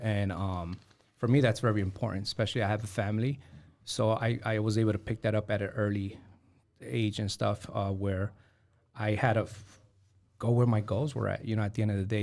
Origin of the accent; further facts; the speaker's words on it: New York City, New York, United States; now in Fort Wayne, United States; in the nineties, growing up in New York City